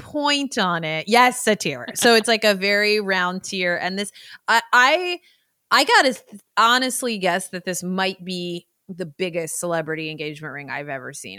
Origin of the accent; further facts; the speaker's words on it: Bay Area, California, United States; my hometown in the Bay Area.